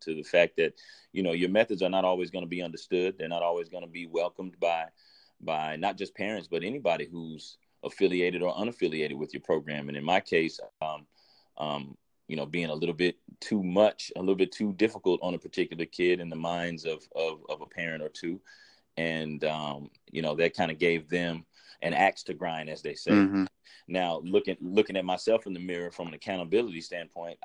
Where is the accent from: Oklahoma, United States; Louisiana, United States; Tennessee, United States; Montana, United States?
Oklahoma, United States; Tulsa; I'm from Tulsa, Oklahoma. I'm an inner city kid, played ball at Central High School, graduated in 2007